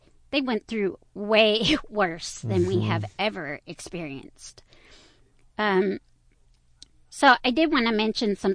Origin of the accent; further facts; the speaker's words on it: Aldine area, Texas, United States; I grew up in the Aldean area